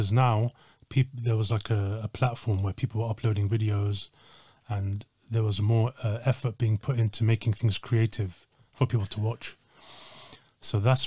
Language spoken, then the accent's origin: English; Slough, South East England, United Kingdom; I grew up in outside of London